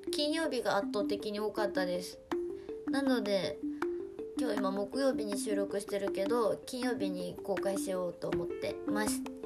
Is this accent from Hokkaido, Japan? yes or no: yes; Kushiro, Hokkaido, Japan; moved away as an adult; now in Tokyo, Japan; 北海道の釧路市というところで育生まれ育ったんですけど